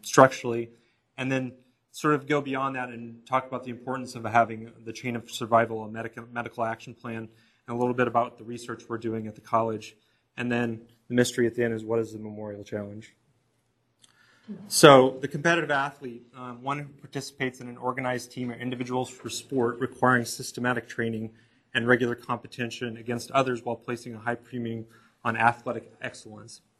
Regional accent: Kansas, United States; moved away; I'm from Kansas

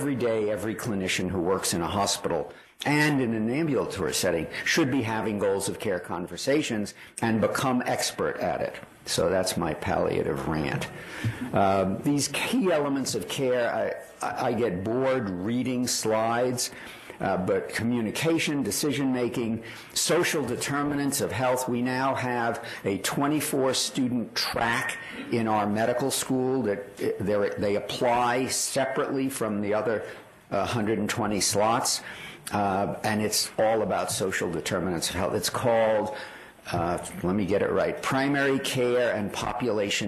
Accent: New York, United States; I grew up in New York

